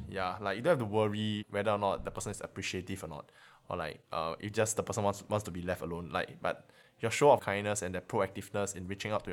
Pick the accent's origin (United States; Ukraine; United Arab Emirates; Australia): United Arab Emirates; Dubai; I'm year three from Dubai, and I study nursing.